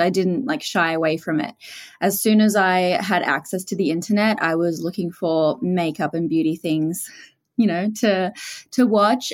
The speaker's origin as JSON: {"language": "English", "country": "Australia", "tie": "born or raised there", "accent": "Australian", "said": "Australian, as you can probably tell from my accent. So I grew up there and lived there for all my life, and I am from a small coastal town"}